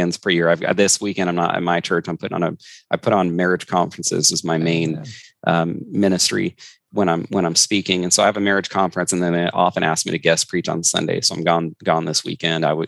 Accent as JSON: {"language": "English", "region": "Northern California", "country": "United States", "tie": "born or raised there", "also_born_or_lived": "Florida / Fort Knox, Kentucky", "moved": "as an adult", "lives_now": "Washington, United States", "said": "my wife and I grew up together in Northern California"}